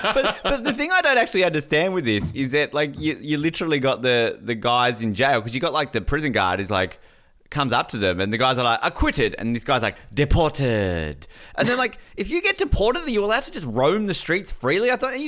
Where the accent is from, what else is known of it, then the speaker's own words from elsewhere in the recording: Hobart, Tasmania, Australia; also born or lived in Invercargill / Brisbane; now in Victoria, Australia; I'm from Hobart. I lived in Invercargill. Now I live in Brisbane. There's I lived in Brisbane. Brisbane was a bit more multicultural. Now I live in Victoria.